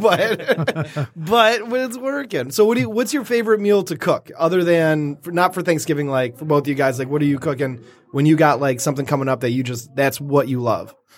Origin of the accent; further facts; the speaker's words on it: Detroit, Michigan, United States; I grew up right in downtown Detroit